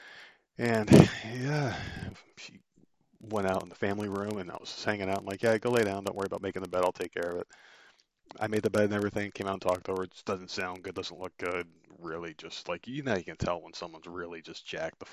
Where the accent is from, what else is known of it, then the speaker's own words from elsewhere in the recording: Northeast, United States; moved away; growing up in the Northeast, where you get some pretty harsh winters